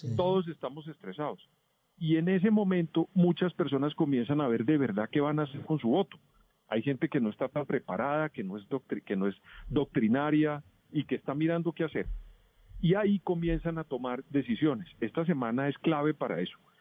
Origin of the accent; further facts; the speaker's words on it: Colombia; como colombiano